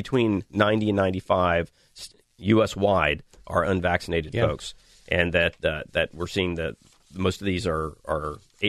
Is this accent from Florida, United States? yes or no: yes; Northwest Florida, United States; You know, that's my hometown.